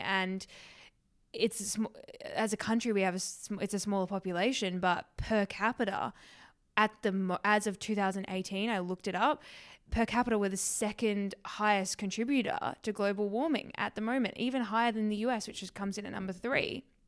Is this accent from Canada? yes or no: no; a small town south of Perth, Western Australia, Australia; now in Williamsburg, New York, United States; I grew up in a small town south of Perth in Western Australia